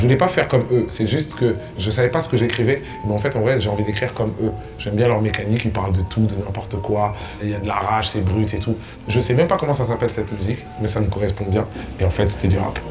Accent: Kinshasa, DR Congo; moved away; J'ai grandi dans la grande maison de ma grand-mère à Kinshasa

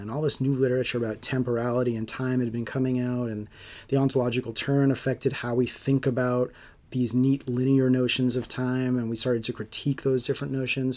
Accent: Long Island, New York, United States; I grew up on Long Island

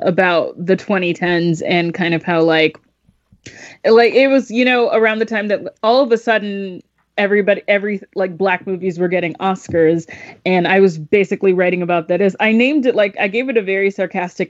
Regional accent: Georgia, United States; I'm from the South. And so we don't have any restaurants like that. Well, in Georgia, at least

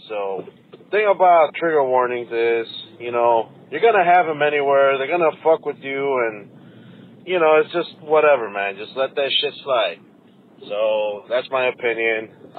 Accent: Mexico; moved away; I grew up in Mexico, and we have monarch butterflies in Mexico.

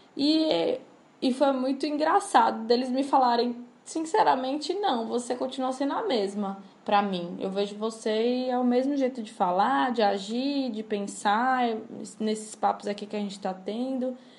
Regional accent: Salvador, Bahia, Brazil; Salvador de Bahia, a cidade da minha mãe, a cidade onde me criei

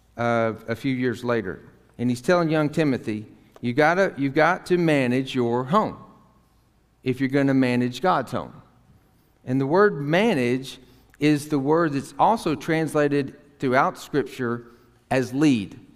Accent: Tyler, Texas, United States; I grew up in Tyler, Texas, Northeast Texas.

